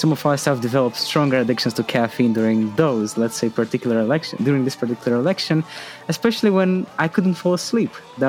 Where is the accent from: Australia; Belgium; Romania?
Romania; moved away as an adult; also born or lived in United States; I come from Romania. I studied in the United States